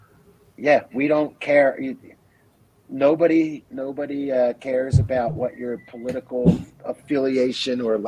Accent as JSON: {"language": "English", "town": "Philadelphia", "region": "Pennsylvania", "country": "United States", "tie": "born or raised there", "also_born_or_lived": "Rocky Mountains", "moved": "as an adult", "said": "I grew up in Philadelphia"}